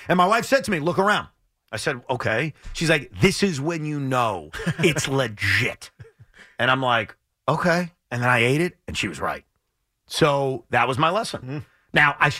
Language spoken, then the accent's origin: English; Long Island, New York, United States; I grew up on Long Island